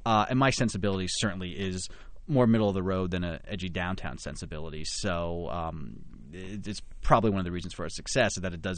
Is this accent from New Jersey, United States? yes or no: yes; New Jersey, United States; I grew up in New Jersey and always loved theater and was exposed to musicals and plays at a very young age.